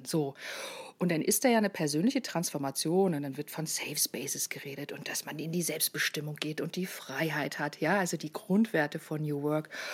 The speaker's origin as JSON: {"language": "German", "region": "Lower Saxony", "country": "Germany", "also_born_or_lived": "Baden-Baden", "moved": "as an adult", "said": "ich als Niedersächsin"}